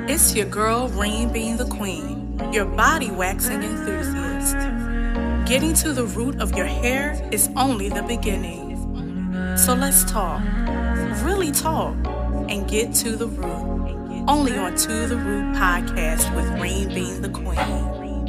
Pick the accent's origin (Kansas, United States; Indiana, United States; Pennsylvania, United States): Pennsylvania, United States; Philadelphia; Philadelphia, my hometown